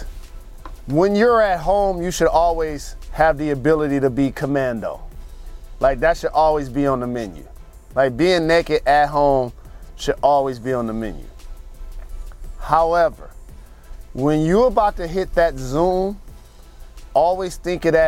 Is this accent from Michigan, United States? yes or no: yes; Detroit, Michigan, United States; I'm from Detroit, and I represent Detroit.